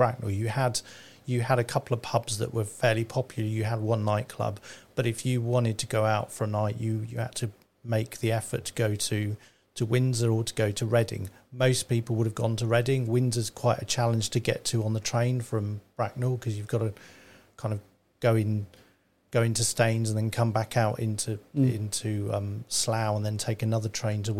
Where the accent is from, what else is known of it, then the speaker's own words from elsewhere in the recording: Germany; now in Berkshire, United Kingdom; So I'm British and German. German by birth and British by adoption.